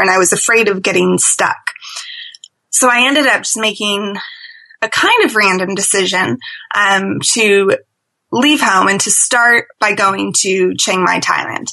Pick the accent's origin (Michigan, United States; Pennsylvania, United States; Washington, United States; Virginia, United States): Washington, United States; Seattle; moved away as an adult; also born or lived in London; I'm originally from Seattle